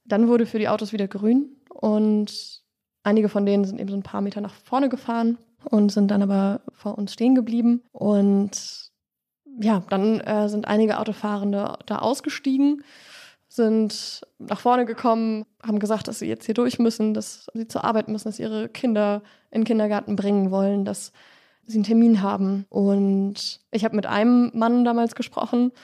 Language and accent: German; near Dresden, Saxony, Germany; Ich bin in der Nähe von Dresden aufgewachsen